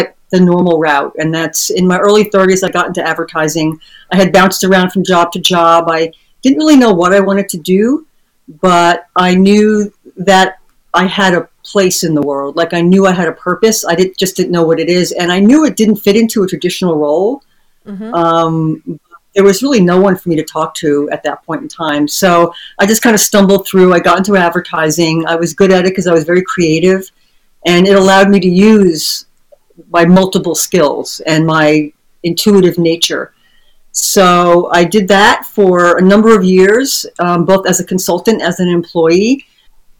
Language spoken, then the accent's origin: English; New Jersey, United States; moved away; also born or lived in New York; I was born in New Jersey, but I lived in New York